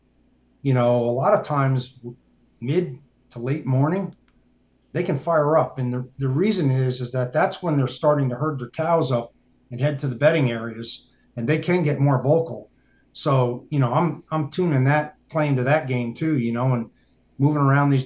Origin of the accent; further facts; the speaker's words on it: New York, United States; moved away; also born or lived in Colorado; me growing up in New York State